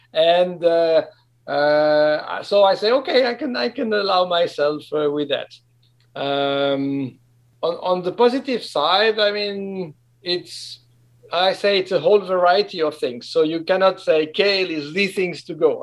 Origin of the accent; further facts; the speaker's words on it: French-speaking Switzerland, Romandy, Switzerland; moved away; I'm from the French of Switzerland